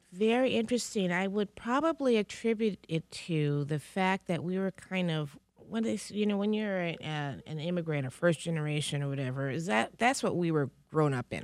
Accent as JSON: {"language": "English", "town": "Detroit", "region": "Michigan", "country": "United States", "tie": "born or raised there", "said": "raising, living in, and growing up in Detroit"}